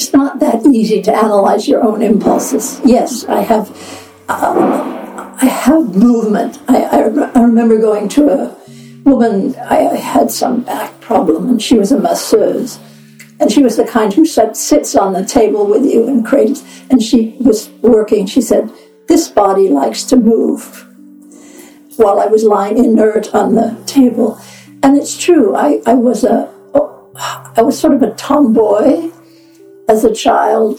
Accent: Los Angeles, California, United States; I grew up in Los Angeles, California

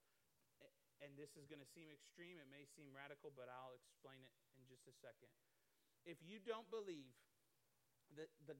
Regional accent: Iowa, United States; I'm from Iowa. I grew up there

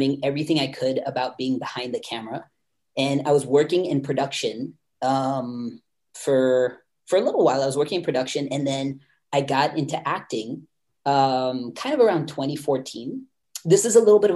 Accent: North Carolina, United States; I grew up in North Carolina, which is on the East Coast of the United States, and more specifically, I guess, considered the South

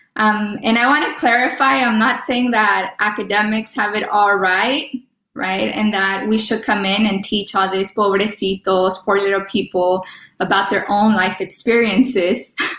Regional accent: Los Angeles, California, United States; first language Spanish; English is a second language; I was born in, in LA of Mexican parents

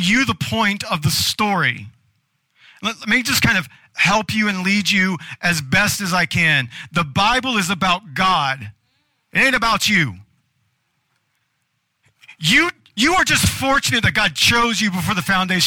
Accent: United States; being an American

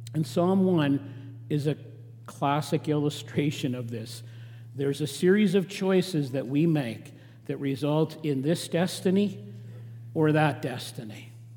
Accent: Regina, Saskatchewan, Canada; now in southern Alberta, Canada; I grew up in Saskatchewan, in Regina, uh, in farming country, but I was a distinct city boy

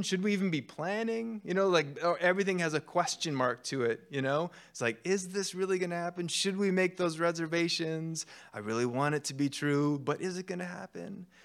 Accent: Canada; I'm Canadian

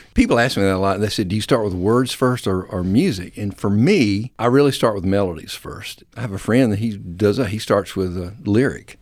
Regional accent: United States; moved away as an adult; now in Dalton, United States; South Alabama, North Florida

